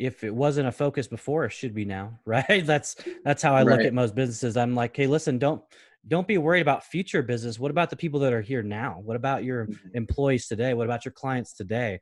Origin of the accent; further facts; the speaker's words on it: Portland, Oregon, United States; we're growing up in North Portland